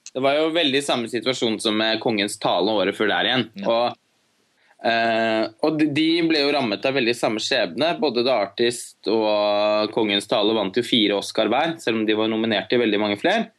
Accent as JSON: {"language": "Norwegian", "country": "Norway", "said": "her hjemme i Norge"}